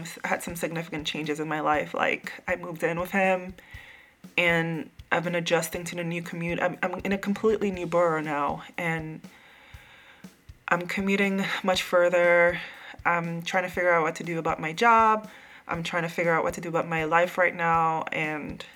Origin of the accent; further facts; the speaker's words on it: U.S. Virgin Islands; now in New York, United States; I grew up in St. Croix